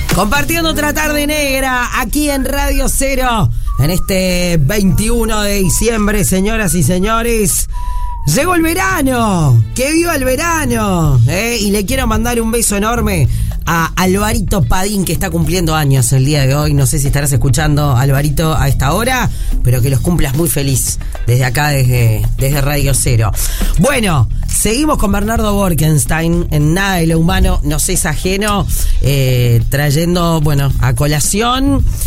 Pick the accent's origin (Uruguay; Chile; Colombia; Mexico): Uruguay